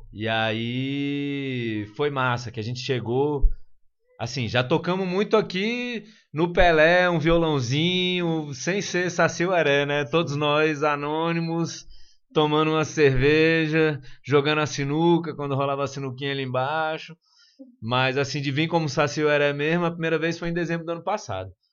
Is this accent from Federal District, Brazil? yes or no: yes; Brasília, Federal District, Brazil; a gente é de Brasília